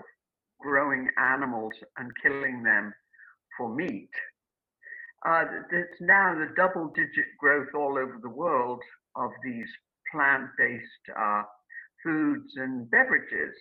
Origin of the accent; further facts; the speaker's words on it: United Kingdom; now in United States; I grew up in Britain, and I came to this country.